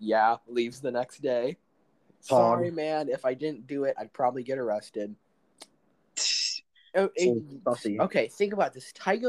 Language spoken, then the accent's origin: English; United States; we're American.